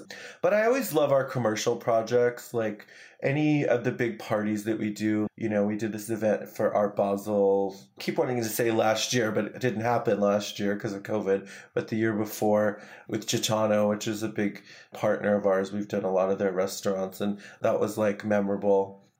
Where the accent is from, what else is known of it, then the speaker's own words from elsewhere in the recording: New York, United States; I'm such a New Yorker. Like, but it's like also we come from the East Coast, so it's always there.